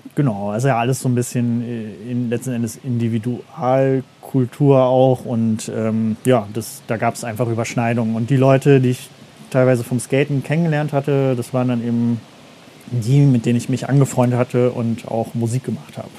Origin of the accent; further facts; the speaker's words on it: Meckenheim, North Rhine-Westphalia, Germany; also born or lived in East Germany; bin ich aufgewachsen in Meckenheim bei Bonn